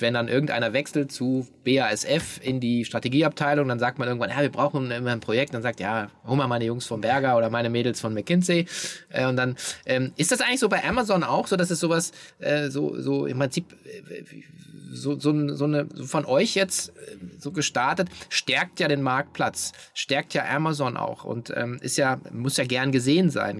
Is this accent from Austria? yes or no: no; Hanover, Lower Saxony, Germany; Ich komme aus Hannover